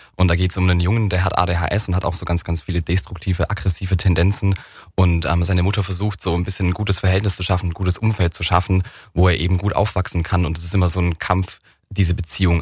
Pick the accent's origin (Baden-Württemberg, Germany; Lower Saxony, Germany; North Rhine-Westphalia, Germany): Baden-Württemberg, Germany; Weihungszell; Ich bin in Werbungszelle aufgewachsen. Das ist so ein 250 Einwohnerdorf.